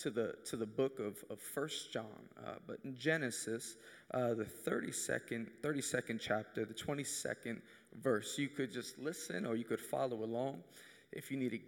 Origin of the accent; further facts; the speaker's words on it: New York City, New York, United States; I'm from Queens, New York